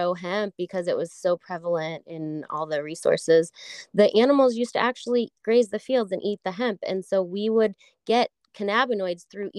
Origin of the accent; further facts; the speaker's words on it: St. Louis, Missouri, United States; moved away as an adult; also born or lived in Colorado; I grew up in St. Louis